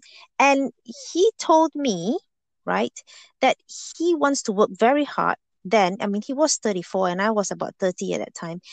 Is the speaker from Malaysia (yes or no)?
yes; Malaysia; moved away as an adult; I was born in Malaysia and I grew up there